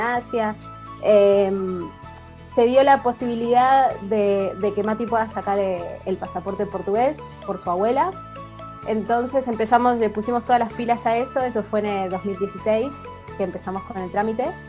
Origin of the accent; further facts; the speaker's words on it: Buenos Aires, Argentina; moved away as an adult; now in Alicante, Spain; somos de Buenos Aires, de Capital. y nosotros nos conocimos en el colegio, mm. en tercer año del cole, así que teníamos 15